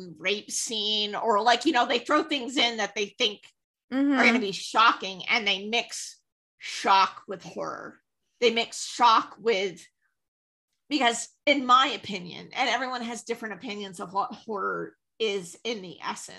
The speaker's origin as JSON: {"language": "English", "region": "Vermont", "country": "United States", "tie": "born or raised there", "moved": "yes", "said": "I come from Vermont, which is like one of the whitest states ever"}